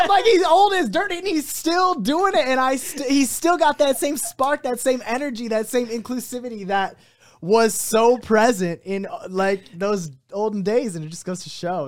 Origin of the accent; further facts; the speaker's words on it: South Lyon, Michigan, United States; also born or lived in Livonia, Michigan; originally I was born in Livonia area. I moved to South Lyon when I was in, like, fourth grade